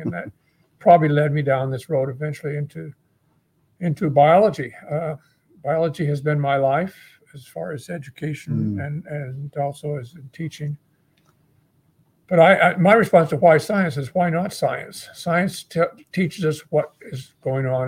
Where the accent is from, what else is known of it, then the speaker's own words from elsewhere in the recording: Utah, United States; moved away as an adult; also born or lived in New Zealand; now in Hawaii, United States; I was raised in Utah as a young child